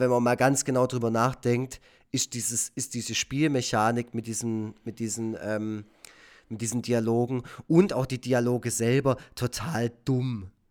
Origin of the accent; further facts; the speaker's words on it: Efringen-Kirchen, Baden-Württemberg, Germany; in Efringen, also in einem Dorf, wo ich aufgewachsen bin.